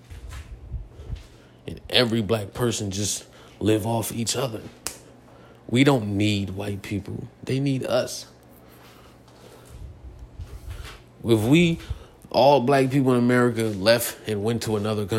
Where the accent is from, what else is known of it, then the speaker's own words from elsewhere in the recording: United States; I'm American